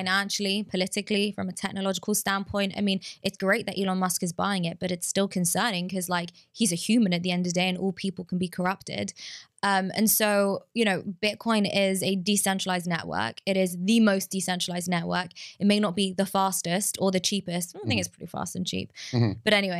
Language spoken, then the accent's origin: English; England, United Kingdom; So like I'm Jewish, I'm from England